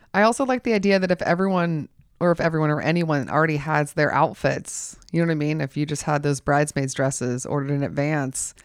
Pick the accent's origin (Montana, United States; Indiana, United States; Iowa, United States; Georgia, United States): Georgia, United States; I'm from Georgia